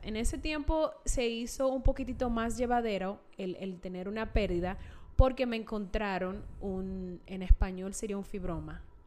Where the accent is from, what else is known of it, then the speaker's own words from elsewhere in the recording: Santiago de los Caballeros, Santiago, Dominican Republic; moved away as an adult; now in Utah, United States; soy de Santiago